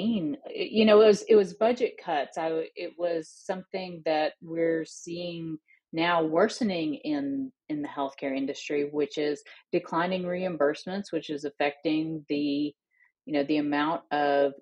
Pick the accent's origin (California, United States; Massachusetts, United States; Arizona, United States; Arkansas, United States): Arkansas, United States; Northeast; I live now in my hometown in Northeast Arkansas